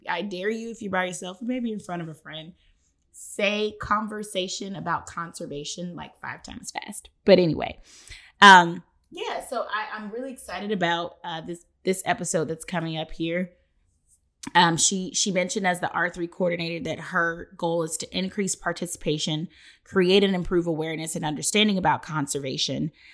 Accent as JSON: {"language": "English", "town": "Atlanta", "region": "Georgia", "country": "United States", "tie": "born or raised there", "said": "I grew up on Spelman's campus"}